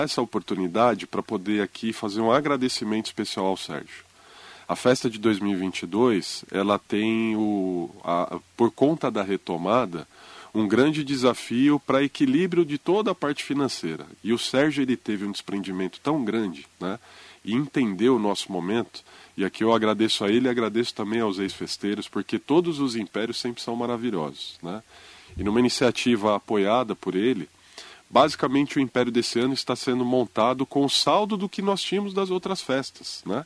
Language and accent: Portuguese; São Paulo, Brazil; moved away as an adult; also born or lived in Penha, São Paulo; now in Mogi das Cruzes, Brazil; Nós somos da Zona Leste de São Paulo